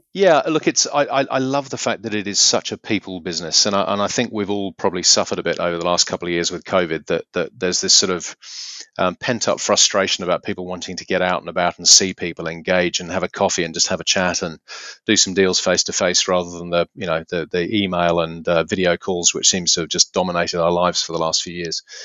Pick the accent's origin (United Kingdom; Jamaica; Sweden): United Kingdom; Beaconsfield, South East England; moved away as an adult; now in Hunter Valley, Australia; I grew up in South Buckinghamshire, a place called Beaconsfield